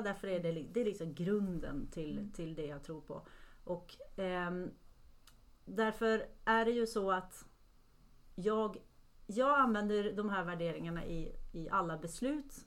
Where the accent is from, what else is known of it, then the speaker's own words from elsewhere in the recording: Norway; moved away; jag är från Norge från början